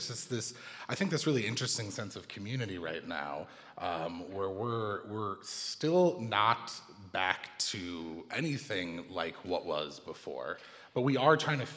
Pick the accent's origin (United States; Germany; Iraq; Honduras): United States; growing up in America